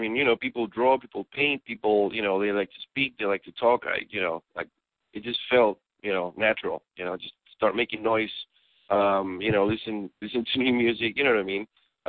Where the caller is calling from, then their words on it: Athens, Georgia, United States; I am calling you from beautiful Athens, Georgia.